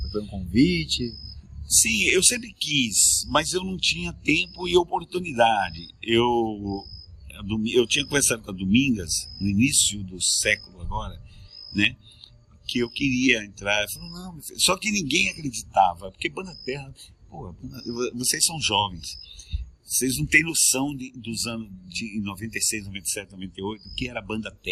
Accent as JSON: {"language": "Portuguese", "country": "Peru", "tie": "born there", "said": "Não, nasci no Peru, cara."}